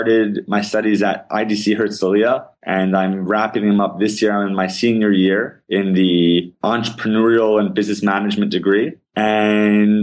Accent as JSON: {"language": "English", "town": "West Orange", "region": "New Jersey", "country": "United States", "tie": "born or raised there", "also_born_or_lived": "Riverdale, New York / Paramus, New Jersey", "moved": "as an adult", "lives_now": "Israel", "said": "I grew up in Riverdale, New York, moved to West Orange, New Jersey when I was 7"}